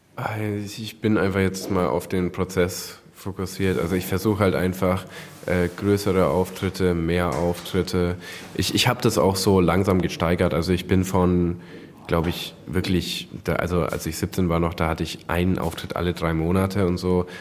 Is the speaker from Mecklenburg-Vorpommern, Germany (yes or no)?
no; Hersbruck, Bavaria, Germany; ich komme aus Nürnberg, ähm, beziehungsweise Hersbruck bei Nürnberg